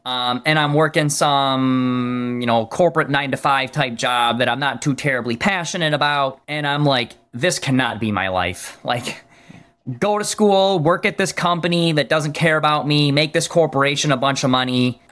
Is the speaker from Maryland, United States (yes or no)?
no; Michigan, United States; I'm from Michigan.